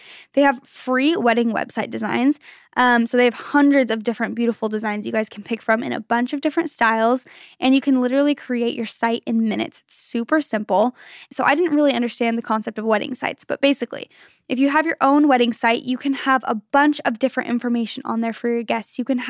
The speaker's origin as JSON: {"language": "English", "country": "Germany", "second_language": "English", "said": "I'm from Germany, and here it is very normal to set up the tree on Christmas Eve or just a couple of days before."}